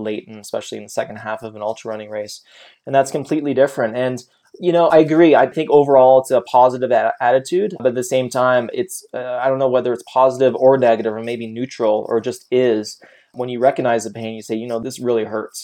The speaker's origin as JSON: {"language": "English", "country": "Canada", "moved": "as an adult", "lives_now": "United States", "said": "I'm Canadian and I was on a working visa"}